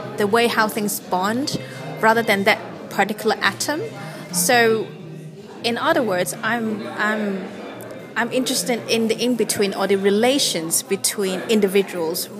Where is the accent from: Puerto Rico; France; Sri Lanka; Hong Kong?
Hong Kong; moved away; I was from Hong Kong